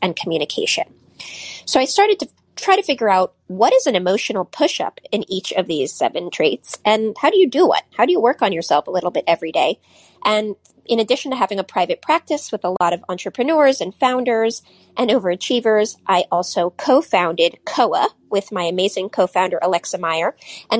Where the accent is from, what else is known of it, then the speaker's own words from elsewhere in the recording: Silicon Valley, California, United States; I grew up in Silicon Valley